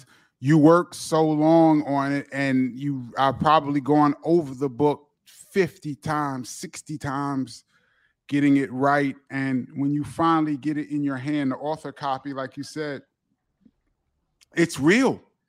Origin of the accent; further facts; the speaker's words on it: New York, United States; I go into a lot of detail about what it was like growing up in New York for kids like us, and to see hip hop, to live on Kool Herc's block when hip hop is created.